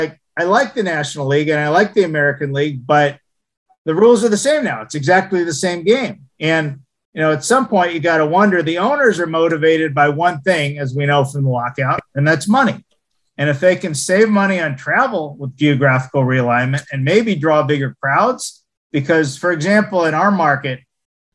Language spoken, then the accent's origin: English; Montreal, Quebec, Canada; moved away; I'm from Montreal